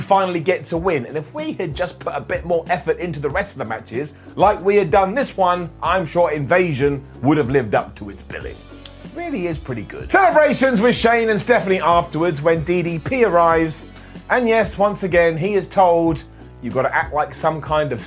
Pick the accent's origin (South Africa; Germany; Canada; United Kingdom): United Kingdom; As a British person